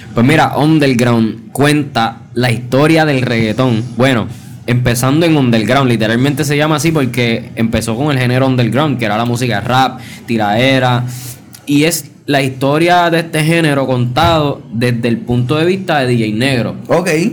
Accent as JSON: {"language": "Spanish", "country": "Puerto Rico", "said": "todos los talentos somos puertorriqueños"}